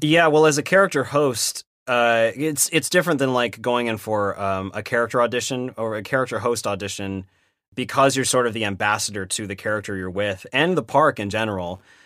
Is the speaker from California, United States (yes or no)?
yes; Sacramento, California, United States; moved away as an adult; also born or lived in Irvine; I grew up in Sacramento. Uh, so Northern California